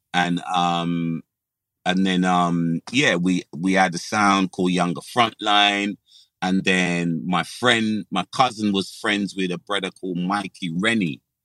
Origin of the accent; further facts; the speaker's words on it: London, United Kingdom; also born or lived in Dulwich; the majority of my childhood was in Brixton